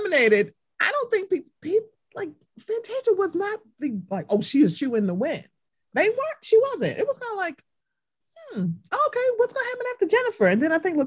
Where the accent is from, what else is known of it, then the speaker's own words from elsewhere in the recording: Baltimore, Maryland, United States; I'm from Baltimore